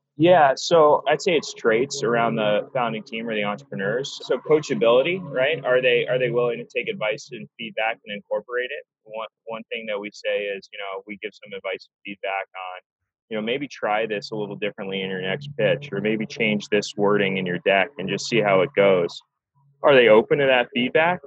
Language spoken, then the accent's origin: English; North Carolina, United States; also born or lived in Massachusetts; I grew up in North Carolina